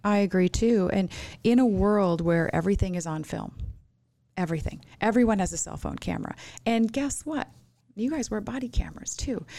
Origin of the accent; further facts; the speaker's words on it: Minnesota, United States; now in Arizona, United States; I'm from Minnesota